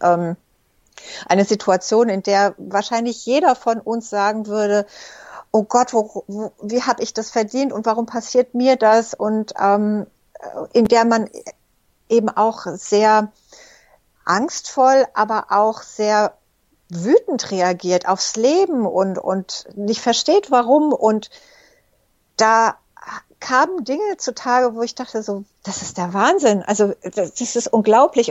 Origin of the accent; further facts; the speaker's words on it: Egypt; moved away; ich bin zum Beispiel in Ägypten geboren und aufgewachsen